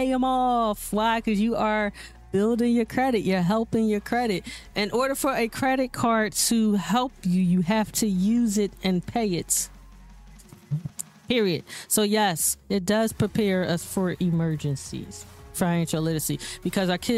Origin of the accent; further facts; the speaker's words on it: Philadelphia, Pennsylvania, United States; I grew up right here in Philly. I live a lot in North Philly, went to these schools